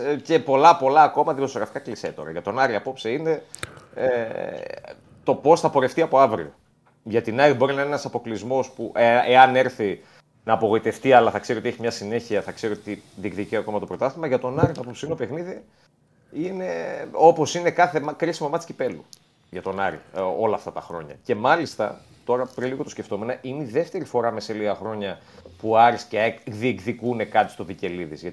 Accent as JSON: {"language": "Greek", "town": "Thessaloniki", "region": "Central Macedonia", "country": "Greece", "tie": "born there", "said": "Ε, εγώ ε, έχω και από την Κύπρο και την μητέρα μου από εκεί. Ε, και γεννήθηκα στη Θεσσαλονίκη."}